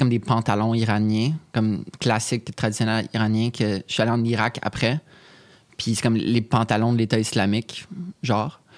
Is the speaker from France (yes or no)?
no; Canada; qu'on est Canadien